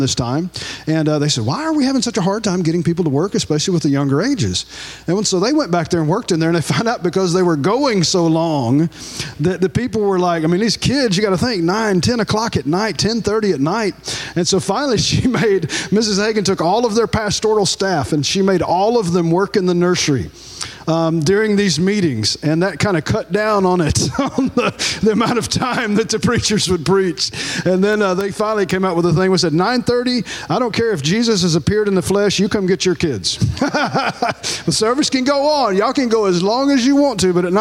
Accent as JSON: {"language": "English", "region": "North Louisiana", "country": "United States", "tie": "born or raised there", "said": "I was born and raised in North Louisiana"}